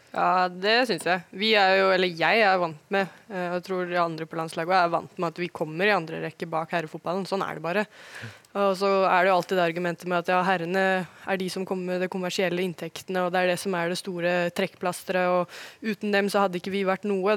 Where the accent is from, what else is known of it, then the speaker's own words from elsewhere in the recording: Oslo, Norway; moved away as an adult; also born or lived in Germany / Sweden; now in Wolfsburg, Germany; Jeg er jo født og oppvokst på Ullevål